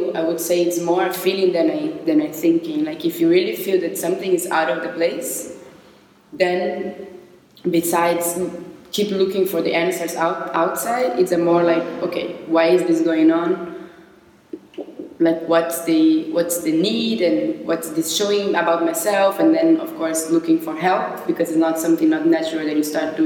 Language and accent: English; São Paulo, Brazil; moved away as an adult; also born or lived in Barcelona; now in Berlin, Germany; I was born in Brazil and I lived my whole life in São Paulo.